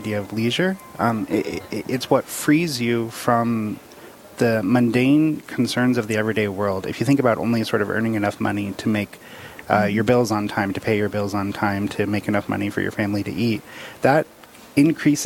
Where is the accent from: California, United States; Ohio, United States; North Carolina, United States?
California, United States; Los Angeles; moved away as an adult; now in North Dakota, United States; I'm from Los Angeles, California